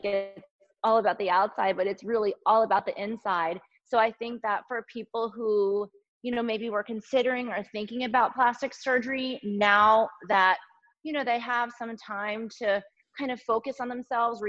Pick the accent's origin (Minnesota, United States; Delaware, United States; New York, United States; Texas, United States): Delaware, United States; moved away as an adult; also born or lived in Boston, Massachusetts; now in Los Angeles, United States; I was born and I grew up in Delaware on the East Coast.